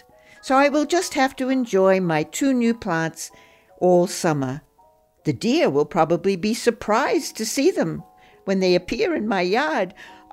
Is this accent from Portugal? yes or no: no; Australia; moved away; also born or lived in Bloomington, Indiana; I grew up with them in Australia